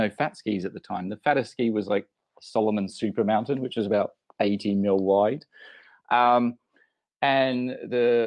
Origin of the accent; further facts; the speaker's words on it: Australia; moved away as an adult; also born or lived in London; being Australian originally